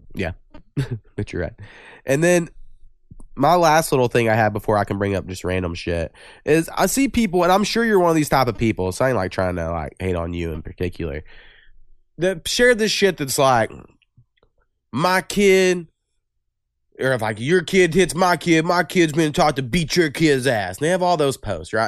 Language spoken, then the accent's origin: English; Waurika, Oklahoma, United States; from my hometown of Orica